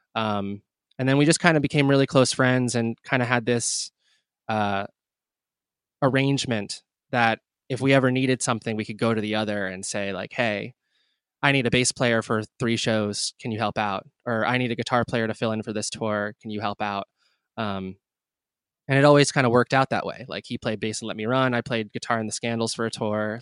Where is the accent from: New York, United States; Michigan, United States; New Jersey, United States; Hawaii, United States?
New Jersey, United States; New Brunswick; I was born and raised in New Brunswick, uh, New Jersey